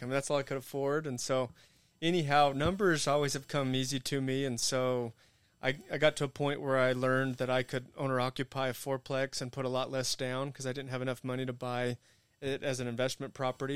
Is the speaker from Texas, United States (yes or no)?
yes; Amarillo, Texas, United States; moved away as an adult; I grew up in Amarillo